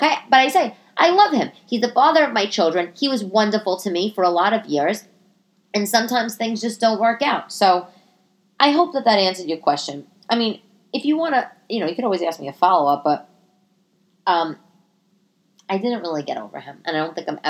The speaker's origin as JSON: {"language": "English", "region": "New York", "country": "United States", "tie": "born or raised there", "also_born_or_lived": "Italy", "said": "I'm Italian, you know, born and raised in New York."}